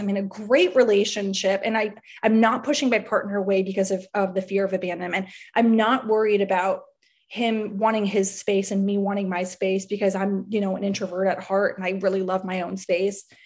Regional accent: Miami, Florida, United States; I'm from South Florida, I'm from Miami

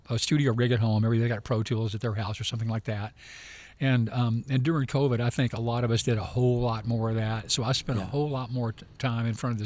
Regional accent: Memphis, Tennessee, United States; Growing up in Memphis

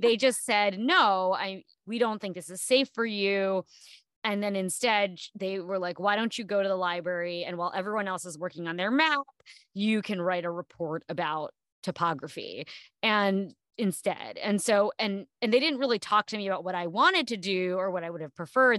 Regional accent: New Jersey, United States; I grew up in New Jersey on the East Coast

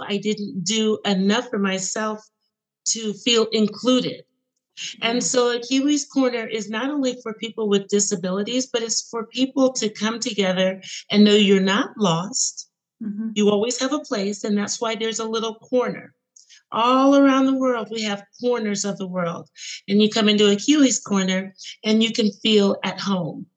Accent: United States; I am born in in the United States

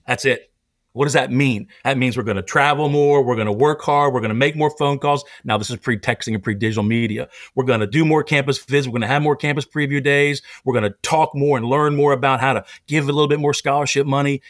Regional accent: Pennsylvania, United States; moved away; also born or lived in Tennessee; I grew up in Pennsylvania

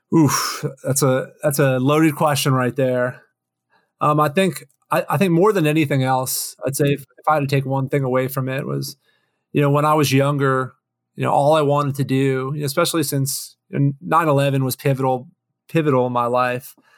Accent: Florida, United States; moved away; also born or lived in Boston / Washington; I'm a Florida boy, actually. So spent, uh, first half of my life down there

